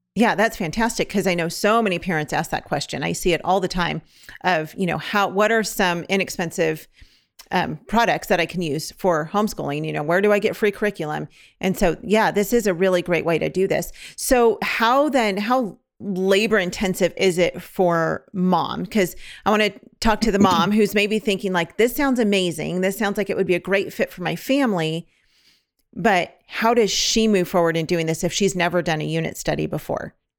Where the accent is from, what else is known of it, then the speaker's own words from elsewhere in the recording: California, United States; now in Oklahoma, United States; we're from California.